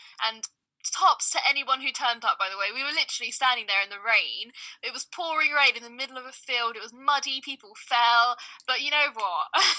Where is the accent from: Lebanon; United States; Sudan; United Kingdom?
Sudan; quite similarly to what happened in my home country, which is Sudan.